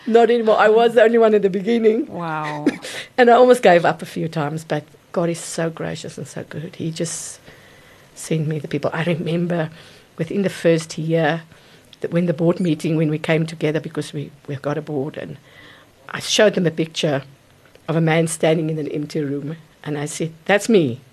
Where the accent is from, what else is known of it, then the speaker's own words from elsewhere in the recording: Gauteng, South Africa; also born or lived in Mokopane (Potgietersrus), Limpopo; we moved to to Gauteng area, and that's my, basically where I grew up and I worked.